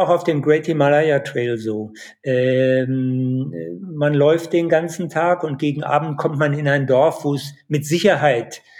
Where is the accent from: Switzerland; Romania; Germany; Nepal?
Nepal; Dolpo, Karnali Province; Ich war zehn Jahre äh, lang nicht in Apadolpo, aber deine Bilder, ja, die lassen mich das Apadolpo, meine Heimat, nochmal neu erleben.